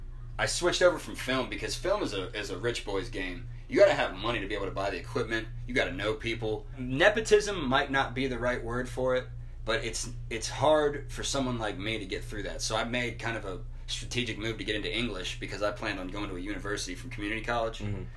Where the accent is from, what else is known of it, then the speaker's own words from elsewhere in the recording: Dayton, Ohio, United States; moved away as an adult; also born or lived in Northern Kentucky; now in Texas, United States; I grew up in Dayton, Ohio